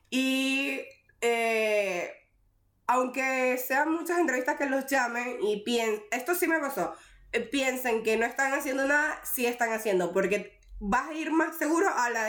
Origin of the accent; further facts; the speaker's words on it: Venezuela; moved away; yo vine desde Venezuela, tipo, niña de mami y papi, y ahorita, tipo, ya me valgo sola, soy re responsable.